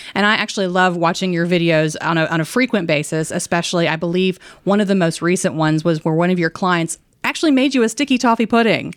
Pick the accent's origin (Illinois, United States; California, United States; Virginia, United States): Virginia, United States; Danville; now in Roanoke, United States; I'm from Danville, so right down the road, not, not terribly far, but far enough that Roanoke was the big city for me growing up.